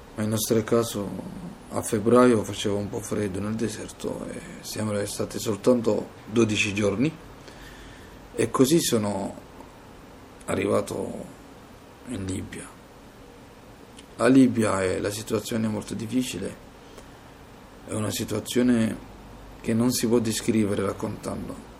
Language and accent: Italian; Mogadishu, Banaadir, Somalia; Italian is a second language; moved away as an adult; also born or lived in Libya; now in Italy; ho deciso di lasciare il mio paese e la mia famiglia. Quando sono partito dalla Somalia